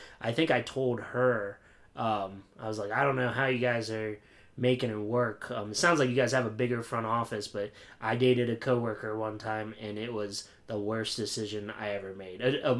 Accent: middle of Pennsylvania, United States; my hometown, where it's right in the middle of Pennsylvania. So, like, half of the town is Pittsburgh fans, and half the town is Philly fans. And I'm on the Philly side.

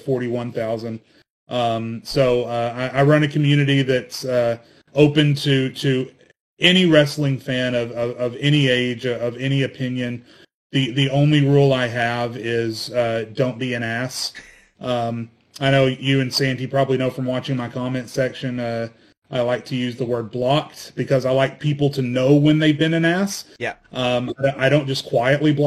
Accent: Arkansas, United States; I grew up in Arkansas

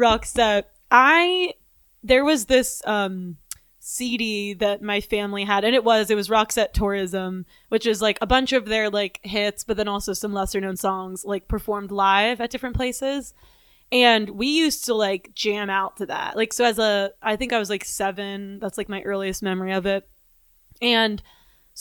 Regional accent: Pittsburgh, Pennsylvania, United States; moved away; I'm from Pittsburgh

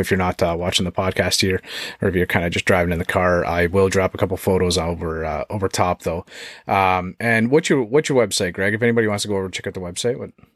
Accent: Canada; it's tough times for us right now, Canadian

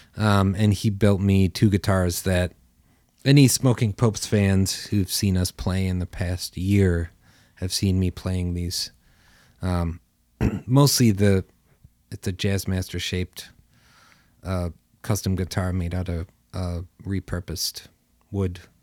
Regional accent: Carpentersville, Illinois, United States; I grew up in Carpentersville, Illinois

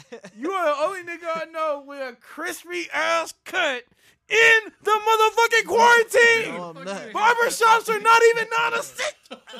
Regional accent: United States; I'm American.

